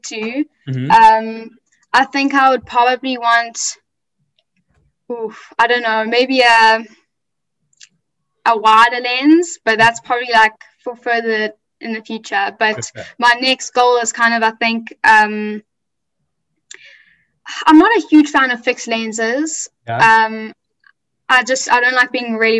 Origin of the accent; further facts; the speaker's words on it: Durban, KwaZulu-Natal, South Africa; I'm from Durban in South Africa.